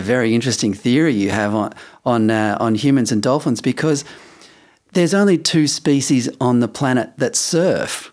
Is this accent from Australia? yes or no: yes; Perth, Western Australia, Australia; moved away as an adult; also born or lived in Adelaide; I'd only just arrived in Adelaide 'cause I grew up in Perth.